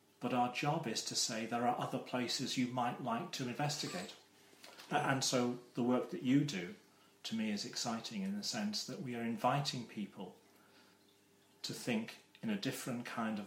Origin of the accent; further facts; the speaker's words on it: Wales, United Kingdom; when I was growing up in Wales